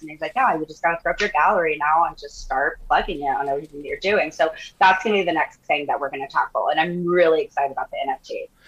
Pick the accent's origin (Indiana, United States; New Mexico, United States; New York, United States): New Mexico, United States; Santa Fe; moved away as an adult; also born or lived in Austin, Texas; now in Newport Beach, United States; I was born in Austin, but I grew up in Santa Fe, New Mexico